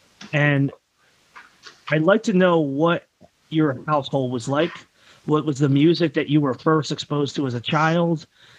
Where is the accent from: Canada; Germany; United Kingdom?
Germany; Frankfurt, Hesse; Now, I grew, as I said, I grew up in Frankfurt